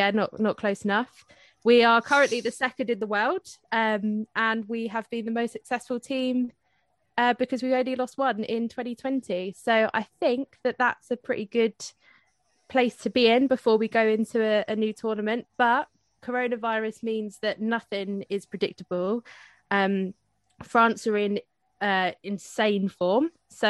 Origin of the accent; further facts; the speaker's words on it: England, United Kingdom; if I have to kind of live with being English